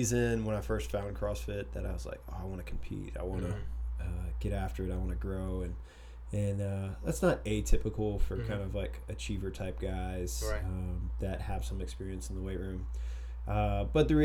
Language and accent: English; Tomball, Texas, United States; moved away as an adult; also born or lived in San Marcos, Texas; now in Austin, United States; we grew up down around Houston